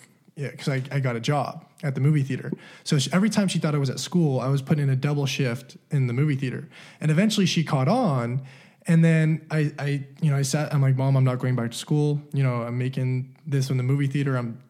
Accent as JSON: {"language": "English", "region": "California", "country": "United States", "tie": "born or raised there", "also_born_or_lived": "Utah", "said": "especially when I moved to Utah, when I grew up in California, no one around me had anything."}